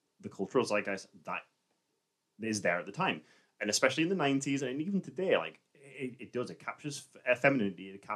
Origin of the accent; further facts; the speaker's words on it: England, United Kingdom; an Englishman